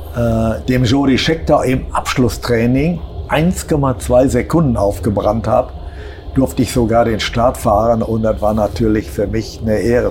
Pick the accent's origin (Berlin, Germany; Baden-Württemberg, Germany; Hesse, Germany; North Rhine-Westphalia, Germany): North Rhine-Westphalia, Germany; Essen; als Essener